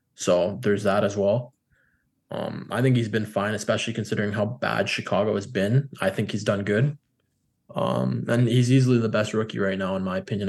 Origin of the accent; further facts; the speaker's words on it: Canada; as a Canadian